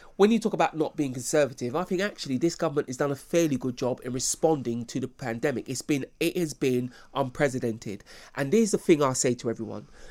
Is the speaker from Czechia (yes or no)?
no; United Kingdom; I'm proud of being British